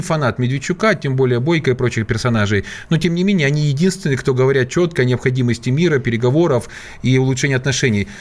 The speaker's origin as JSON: {"language": "Russian", "town": "Zaporizhzhia", "region": "Zaporizhzhia Oblast", "country": "Ukraine", "tie": "born or raised there", "said": "в моем родном Запорожье, откуда я родом, это моя малая, малая родина непосредственно"}